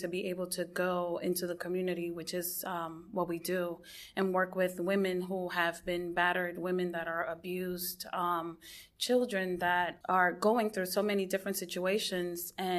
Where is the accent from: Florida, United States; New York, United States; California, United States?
Florida, United States; West Palm Beach; And I am from West Palm Beach, and the name of our ministry is Anabaptist Family Group.